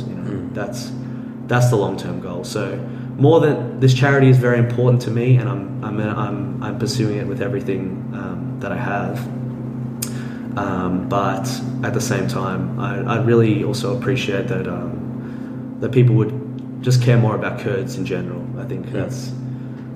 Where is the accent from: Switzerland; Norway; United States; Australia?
Australia; I'm an Australian